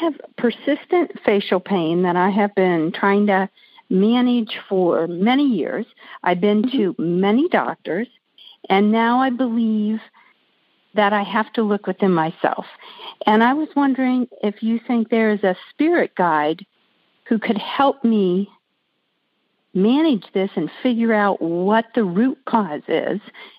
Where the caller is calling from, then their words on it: Columbus, Ohio, United States; I'm calling from Columbus, Ohio.